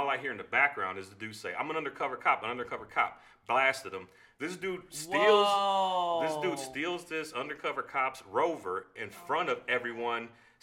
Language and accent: English; Chicago, Illinois, United States; first language Spanish; English is a second language; born and raised in Chicago